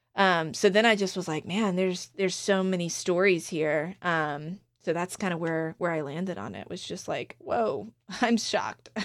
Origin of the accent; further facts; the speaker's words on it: Outer Banks of North Carolina, United States; my hometown in the Outer Banks of North Carolina